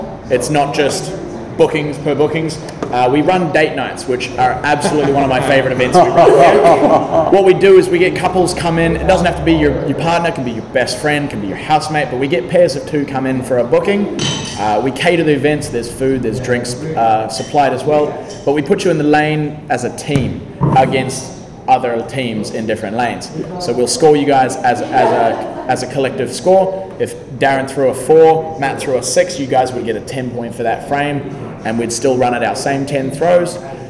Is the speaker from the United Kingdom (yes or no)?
no; New Zealand; born there; I was born in New Zealand, but I had to come back for this.